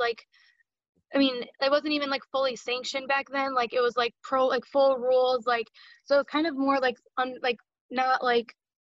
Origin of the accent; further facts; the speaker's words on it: Toledo, Ohio, United States; I'm from Toledo, Ohio